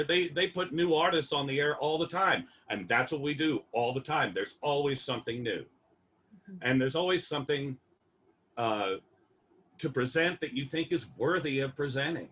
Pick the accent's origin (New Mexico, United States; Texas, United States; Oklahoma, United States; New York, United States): Oklahoma, United States; Oklahoma City; I'm from Oklahoma City